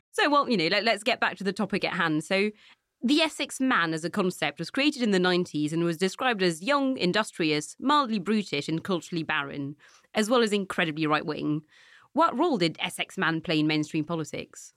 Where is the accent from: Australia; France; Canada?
France; Nantes, Pays de la Loire; moved away; when I was a teenager growing up in Nantes